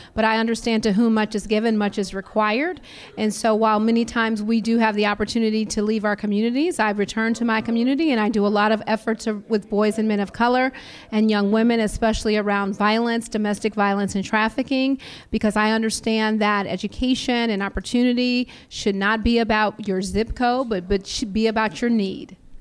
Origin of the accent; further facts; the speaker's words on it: Compton, California, United States; I'm from born and raised in Compton, California